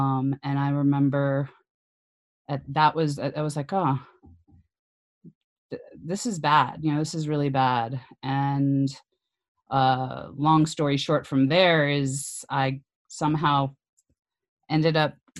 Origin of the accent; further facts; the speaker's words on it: Mobile, Alabama, United States; also born or lived in Bay Area; now in New Orleans, United States; And I was born in Mobile, Alabama, on the Gulf of Mexico, and had been thinking about moving to New Orleans.